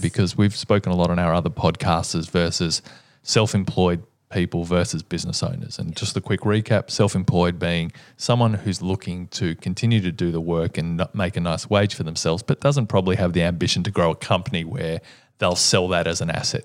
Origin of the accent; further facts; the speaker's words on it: Melbourne, Victoria, Australia; my hometown, but we have been the most livable city for many, many years